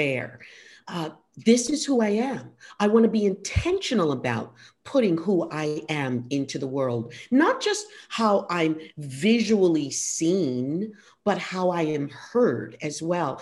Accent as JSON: {"language": "English", "town": "New York City", "region": "New York", "country": "United States", "tie": "born or raised there", "said": "I grew up on the Lower East Side"}